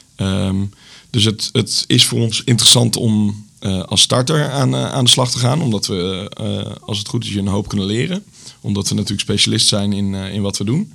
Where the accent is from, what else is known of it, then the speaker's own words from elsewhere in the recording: Zutphen, Gelderland, Netherlands; moved away as an adult; also born or lived in Enschede; now in Zwolle, Netherlands; Ik kom oorspronkelijk uit Zutphen.